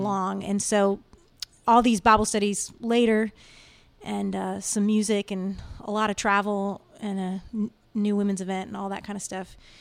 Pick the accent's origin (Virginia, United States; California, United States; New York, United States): Virginia, United States; moved away as an adult; now in Nashville, United States; I grew up in the Washington, D C area, uh, actually in Virginia